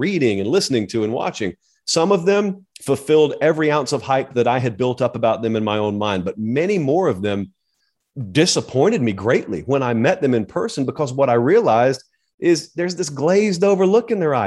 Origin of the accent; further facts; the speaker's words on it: the South, United States; I grew up in the South. I have grown up around the Iron Bowl, Georgia